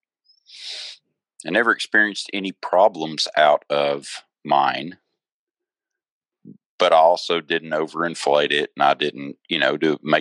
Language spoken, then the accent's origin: English; Tennessee, United States; now in Topeka, United States; Originally, I'm from Tennessee. I live in Topeka, Kansas now